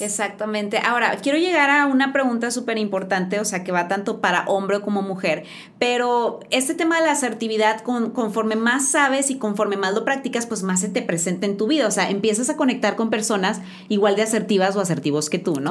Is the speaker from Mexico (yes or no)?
yes; Mexico; como buenos mexicanos